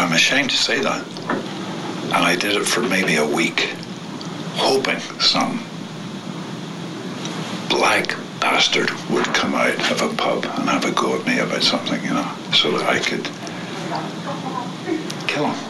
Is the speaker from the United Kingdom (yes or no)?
yes; Northern Ireland, United Kingdom; I grew up in Northern Ireland in the Troubles